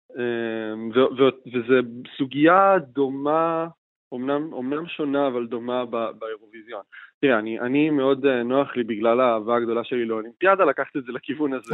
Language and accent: Hebrew; Israel; אנחנו, אנחנו כישראלים